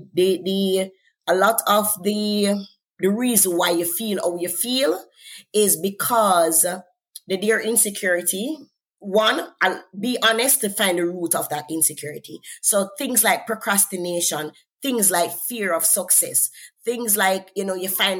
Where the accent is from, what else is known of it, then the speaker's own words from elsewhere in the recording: Jamaica; accent: Jamaican; I'm from Jamaica, I come from an accent